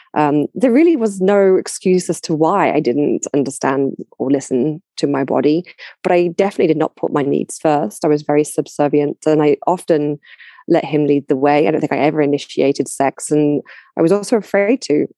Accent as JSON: {"language": "English", "region": "London", "country": "United Kingdom", "said": "I'm I'm from London originally, right? So I I, I know my own culture very well"}